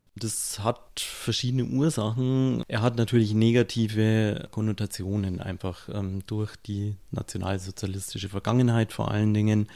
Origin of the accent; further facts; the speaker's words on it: Munich, Bavaria, Germany; Wenn ich als Münchner in Rosenheim bin, werde ich mich höchstwahrscheinlich erstmal als Münchner bezeichnen